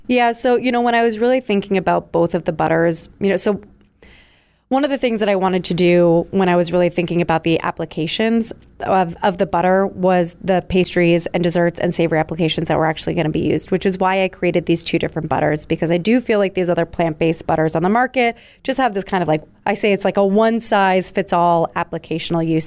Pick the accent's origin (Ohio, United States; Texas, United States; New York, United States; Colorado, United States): New York, United States; moved away as an adult; also born or lived in Philadelphia; I'm originally from New York